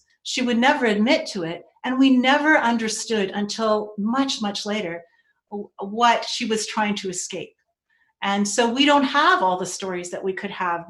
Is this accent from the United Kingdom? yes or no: no; Vancouver, British Columbia, Canada; also born or lived in Maple Ridge; Whereas myself in East Vancouver, that was part of my life.